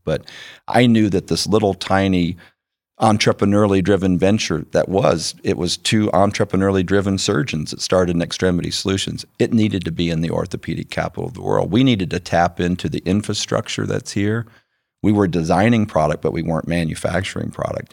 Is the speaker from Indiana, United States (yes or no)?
yes; Winona Lake, Indiana, United States; moved away as an adult; also born or lived in Warsaw, Indiana / Cleveland, Ohio; I was raised in Winona Lake, Indiana